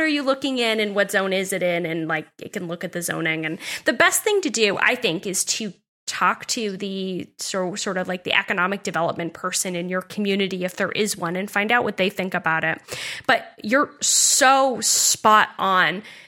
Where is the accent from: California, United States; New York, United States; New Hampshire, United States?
New Hampshire, United States; Nottingham; also born or lived in Dover, New Hampshire / Newmarket, New Hampshire / Durham, New Hampshire; I'm also a New Hampshire native. I've lived here my entire life